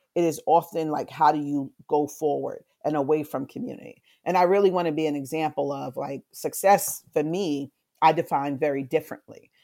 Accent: New York City, New York, United States; also born or lived in Far Rockaway / South Bronx; I grew up in, uh, South Jamaica, Queens. I was born in Far Rockaway, moved to South Jamaica, moved to the South Bronx.

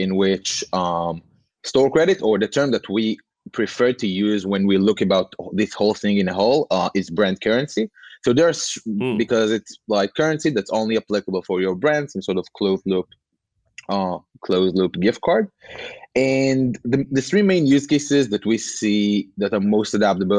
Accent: Tel Aviv, Tel Aviv District, Israel; I'm from Tel Aviv in Israel

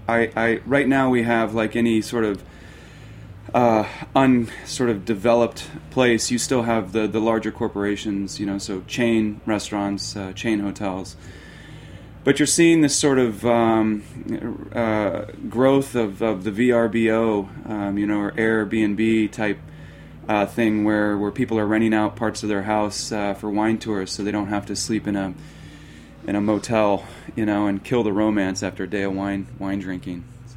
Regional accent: Arizona, United States; born there; Long story short, I think I was an accident in Mexico. I was born in Arizona

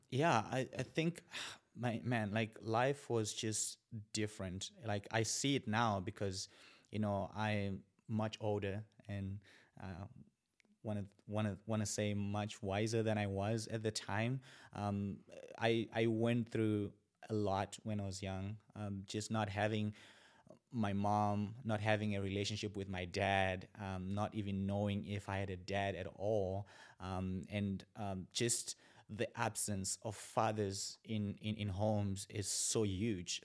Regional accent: Zimbabwe; moved away as an adult; also born or lived in China; now in Bismarck, United States; born and raised in Zimbabwe.

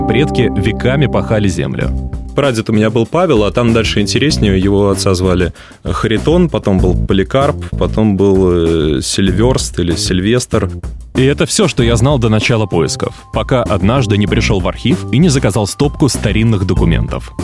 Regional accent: Moscow, Russia; я родом из Москвы

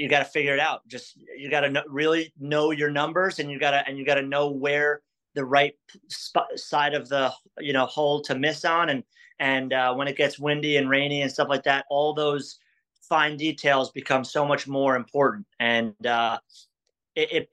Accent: Westchester, New York, United States; I'm from Westchester

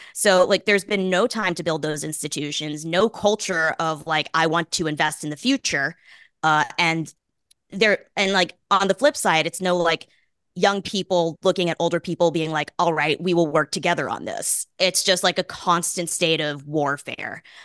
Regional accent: Boston, Massachusetts, United States; I grew up in Boston.

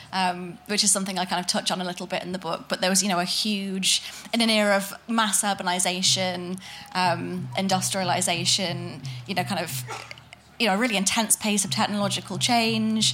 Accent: Manchester, North West England, United Kingdom; I'm from Manchester

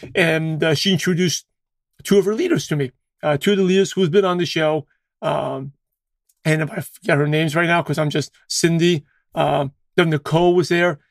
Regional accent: New York City, New York, United States; that's the high school I grew up with in, uh, New York City. I lived in Brooklyn, New York

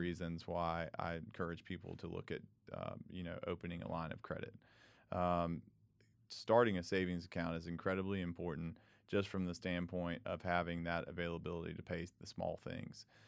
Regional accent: Charlotte, North Carolina, United States; moved away as an adult; now in Greenville, United States; I grew up in Charlotte, so right down the road

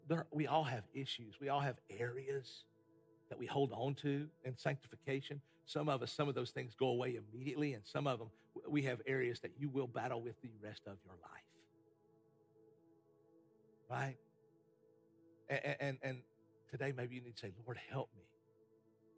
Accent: United States; as an American

